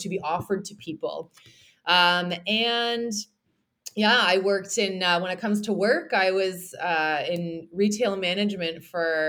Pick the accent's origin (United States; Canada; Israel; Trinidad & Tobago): Canada; Toronto, Ontario; accent: Canadian; I do mostly online nutrition coaching, as well as online training, and then also in-person training in Toronto, because I am from Toronto, Canada